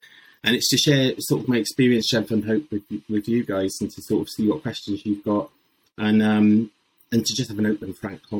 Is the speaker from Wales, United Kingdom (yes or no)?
yes; Swansea, Wales, United Kingdom; I'm from Swansea originally, so I know the phrase, what's the crack?